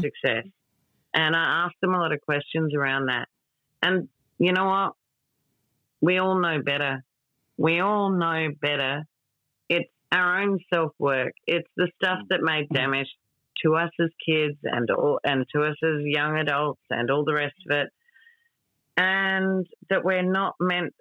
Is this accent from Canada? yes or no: no; Australia